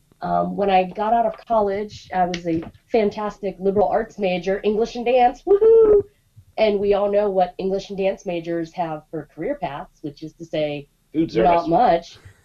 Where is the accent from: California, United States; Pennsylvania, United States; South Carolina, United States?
Pennsylvania, United States; Pittsburgh; I grew up in Pittsburgh, and I was dating a fellow who played drums in a Scottish bagpipe band.